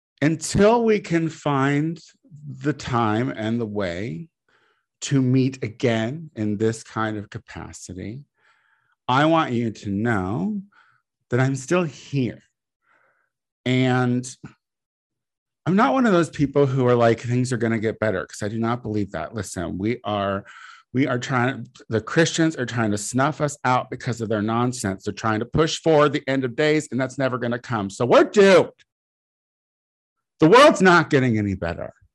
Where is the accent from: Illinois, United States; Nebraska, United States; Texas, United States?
Illinois, United States; Clinton; now in Los Angeles, United States; I'm from a town called Clinton, Illinois